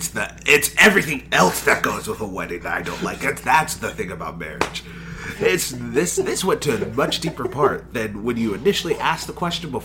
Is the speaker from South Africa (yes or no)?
no; Texas, United States; you can tell I'm from Texas, right?